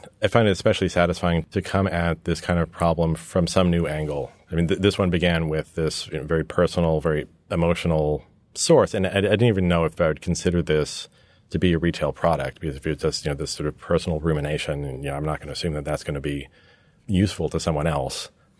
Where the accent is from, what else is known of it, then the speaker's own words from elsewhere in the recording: New York, United States; also born or lived in England; between growing up in New York with an American father and a British mother and spending lots of time back in England, I grew up in this hybrid environment.